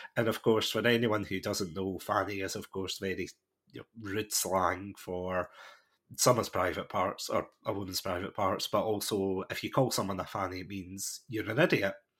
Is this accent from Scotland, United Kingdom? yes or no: yes; Scotland, United Kingdom; I'm watching this as a Scottish person